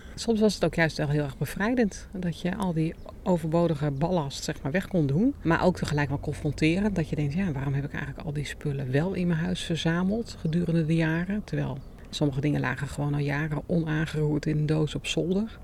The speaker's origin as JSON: {"language": "Dutch", "country": "Netherlands", "also_born_or_lived": "Hierden", "said": "wij als Nederlanders"}